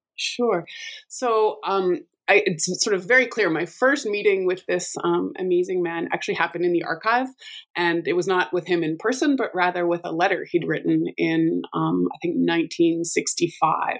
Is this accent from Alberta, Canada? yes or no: yes; Alberta, Canada; I'm from Alberta and I have the amazing fortune of uh, working at, uh, in the same place that I grew up